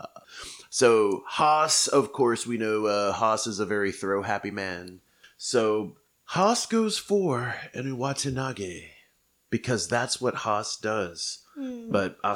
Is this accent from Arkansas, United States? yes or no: no; Oklahoma, United States; I'm from Oklahoma